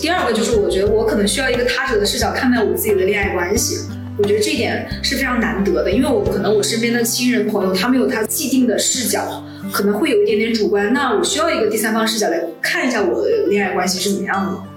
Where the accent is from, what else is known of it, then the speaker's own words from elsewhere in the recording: Guangzhou, Guangdong, China; also born or lived in Shenzhen; 我现在家就主要是在广州那个郊区